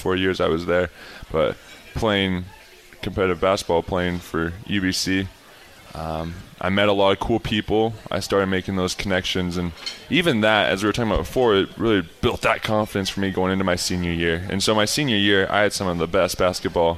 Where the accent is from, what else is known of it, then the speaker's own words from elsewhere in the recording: Heber City, Utah, United States; I grew up in Heber City, Utah